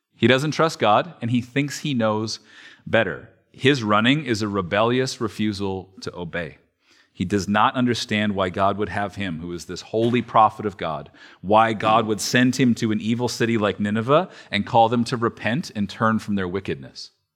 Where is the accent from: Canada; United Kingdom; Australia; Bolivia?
Canada; Alberta; moved away; I am from Alberta